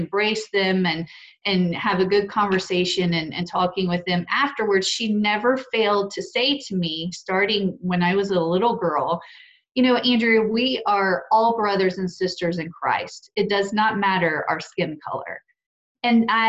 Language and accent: English; Petal, Mississippi, United States; growing up in Petal, Mississippi